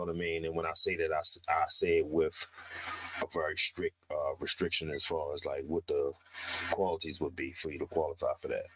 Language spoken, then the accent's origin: English; Baltimore, Maryland, United States; born and raised in West Baltimore